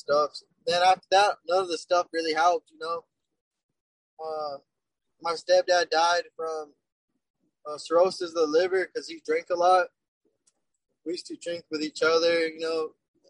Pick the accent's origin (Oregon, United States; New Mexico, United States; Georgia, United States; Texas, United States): New Mexico, United States; Bernalillo; I would run with my crew, Burnetowners, they're called, because I'm from Bernalillo